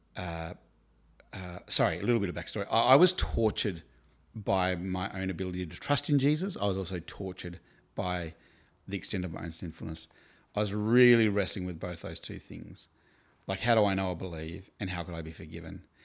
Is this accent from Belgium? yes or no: no; Hobart, Tasmania, Australia; also born or lived in Queenstown, Tasmania; now in Melbourne, Australia; I grew up in Hobart in Tasmania. I was born in Queenstown